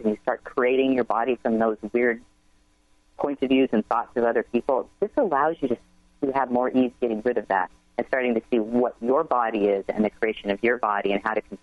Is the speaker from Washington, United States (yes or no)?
yes; Seattle, Washington, United States; moved away; This is my hometown. I grew up there and one of my favorite places to ever be.